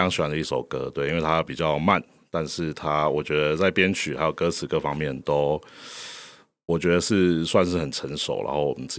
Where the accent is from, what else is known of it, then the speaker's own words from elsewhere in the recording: Kaohsiung, Taiwan; 我们四个人是从头到尾就是都在高雄，没有离开过这样。